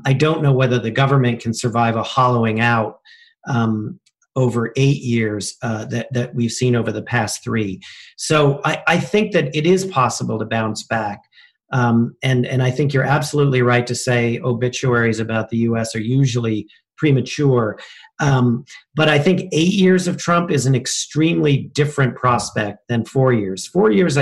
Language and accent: English; United States; now in London, United Kingdom; an American citizen and a patriot